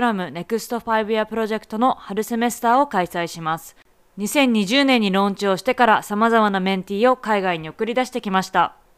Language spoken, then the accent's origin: Japanese; Japan; moved away as an adult; also born or lived in Canada / United States; now in Boston, United States; 日本生まれ日本育ち右脳派カナダの語学学校アメリカのコミカレ4年生大学を卒業